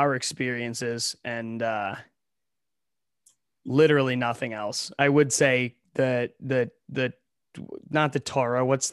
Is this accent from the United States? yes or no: yes; Ohio, United States; now in New York, United States; We're both from Ohio